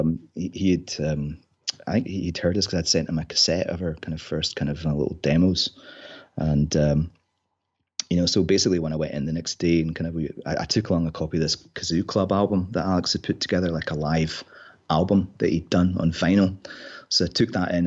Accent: Inverness, Scotland, United Kingdom; also born or lived in Glasgow; grew up in Inverness

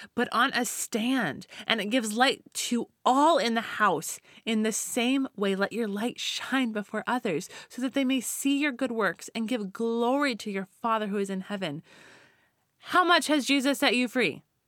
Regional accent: Colorado, United States; now in California, United States; growing up in Colorado

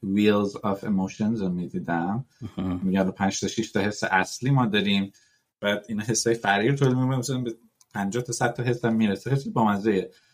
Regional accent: Iran; ما تو ایران حالا توش بزرگ شدیم

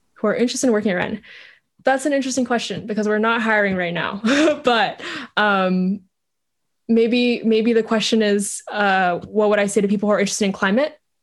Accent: Vietnam; moved away; I grew up in Vietnam

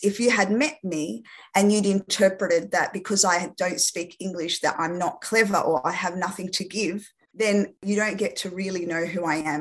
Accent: Australia; first language French; English is a second language; also born or lived in France; having had my parents, who are both Lebanese, migrate from Lebanon to France and then come to Australia when I was six years old

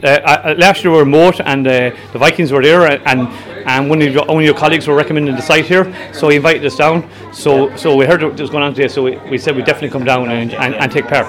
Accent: County Roscommon, Ireland; because I'm from the Diocese of Clonfert

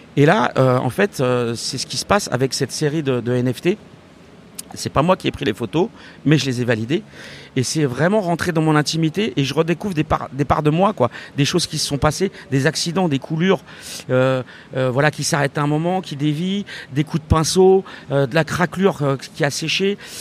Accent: Saint-Denis, Île-de-France, France; J'ai grandi à Saint-Denis, euh, j'habite toujours à Saint-Denis

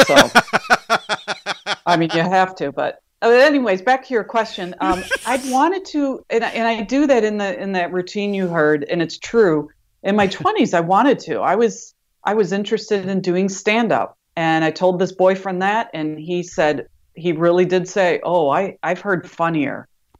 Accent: Wisconsin, United States; accent: Wisconsin; now in Medford, United States; I just can't get rid of my Wisconsin accent.

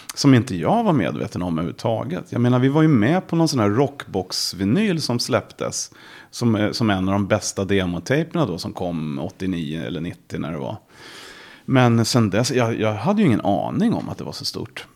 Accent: Järfälla, Stockholm County, Sweden; jag är ju uppvuxen eh, i västra Stockholm, Järfälla

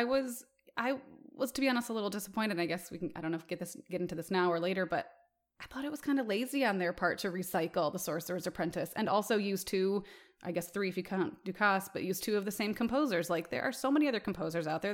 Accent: Michigan, United States; moved away; I'm from Michigan originally

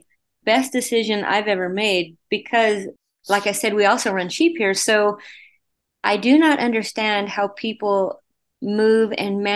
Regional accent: Wyoming, United States; born and raised in Wyoming on a ranch

